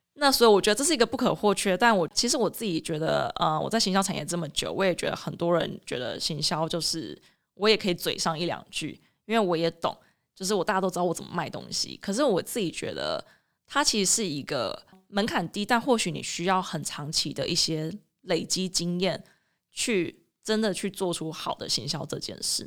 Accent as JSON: {"language": "Chinese", "country": "Taiwan", "also_born_or_lived": "Boston, United States / Illinois, United States", "moved": "as an adult", "said": "那其实我也不是在美国长大，那甚至我是在台湾念完大学之后才出国念研究所的"}